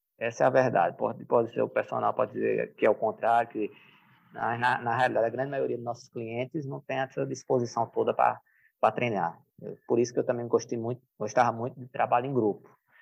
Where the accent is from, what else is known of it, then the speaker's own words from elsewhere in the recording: Paulo Afonso, Bahia, Brazil; eu nasci em Paulo Afonso, no interior da Bahia, mas é um oásis. É no sertão, mas é um oásis. Ou seja, minha, minha infância foi, foi boa